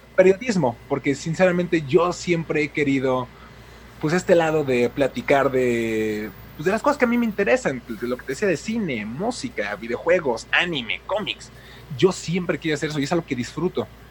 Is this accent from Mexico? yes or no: yes; Mexico City, Mexico; now in Puebla, Mexico; soy de México, actualmente vivo en Puebla, pero soy originario de la Ciudad de México